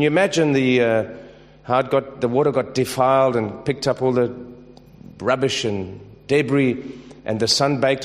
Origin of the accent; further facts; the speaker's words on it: South Africa; I'm from South Africa